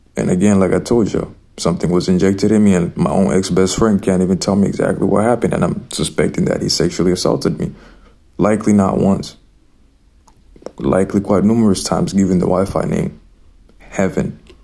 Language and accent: English; Zimbabwe; I grew up in Zimbabwe.